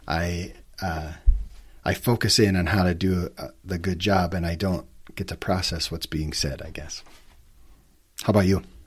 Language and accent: English; White Bear Lake, Minnesota, United States; moved away as an adult; also born or lived in Alta, Utah; now in Salt Lake City, United States; Just a small town boy growing up in Minnesota